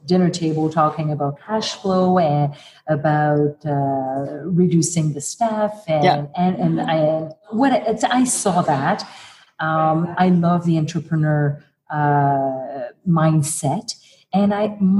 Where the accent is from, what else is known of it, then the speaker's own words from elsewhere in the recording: Montreal, Quebec, Canada; moved away as an adult; also born or lived in Birmingham, Alabama; being French, being from Montreal, being Canadian, being a woman